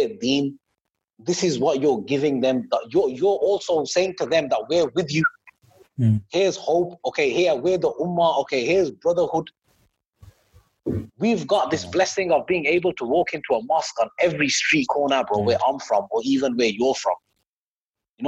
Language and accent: English; Birmingham, West Midlands, United Kingdom; I'm from Birmingham